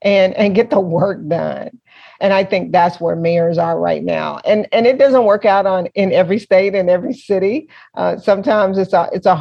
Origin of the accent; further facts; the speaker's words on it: Little Rock, Arkansas, United States; I was born and raised in Little Rock